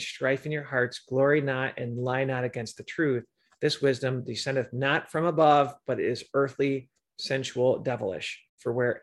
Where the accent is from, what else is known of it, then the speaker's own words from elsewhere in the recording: Michigan, United States; now in Chicago suburbs, United States; I grew up in Michigan and live in the Chicago suburbs.